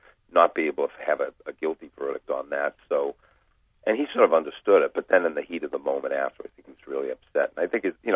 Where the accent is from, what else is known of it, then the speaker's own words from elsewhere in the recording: United States; as an American